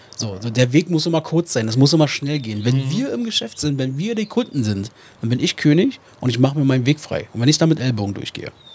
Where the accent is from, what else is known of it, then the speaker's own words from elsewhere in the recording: Germany; als Deutsche